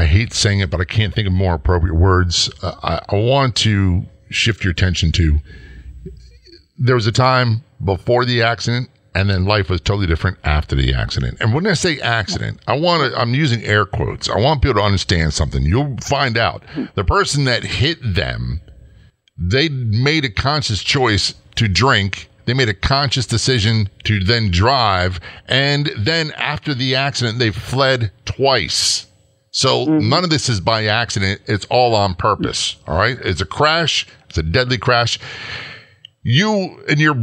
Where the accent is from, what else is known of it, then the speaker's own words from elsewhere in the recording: Norfolk, Virginia, United States; I grew up in Norfolk, Virginia, Virginia Beach